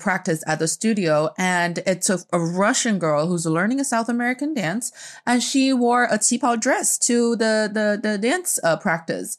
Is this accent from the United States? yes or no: no; Northeast China, China; I grew up in China